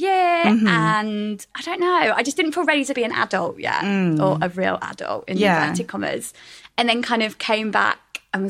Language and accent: English; Hadleigh, East of England, United Kingdom; moved away as an adult; also born or lived in Manchester / Rome; I just graduated from Manchester, Man Met, and basically didn't want to move back home. I come from Suffolk, a little tiny town called Hadley. It's really beautiful, but there's like nothing going on.